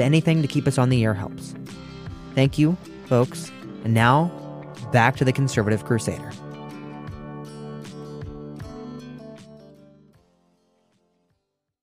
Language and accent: English; Ohio, United States; the beautiful state of Ohio, my home state